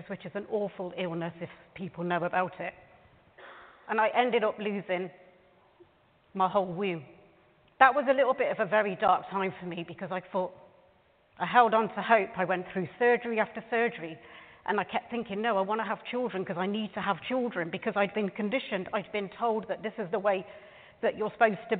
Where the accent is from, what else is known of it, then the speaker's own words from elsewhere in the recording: United Kingdom; also born or lived in Canada; This is my country. I'm born and raised in this country, and I am so proud of being British